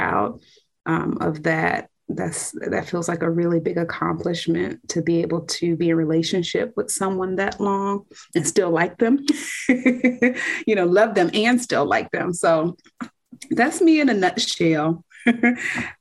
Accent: Fredericksburg, Virginia, United States; I'm from Fredericksburg, Virginia.

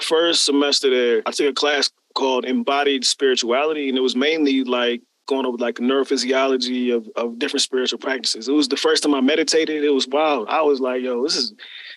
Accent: Germantown, Maryland, United States; also born or lived in New Jersey; I grew up in the DMV. So for those who are not familiar, the DC, Maryland, Virginia area, Germantown, Maryland, about 20 minutes north of the city, but I was born in Jersey

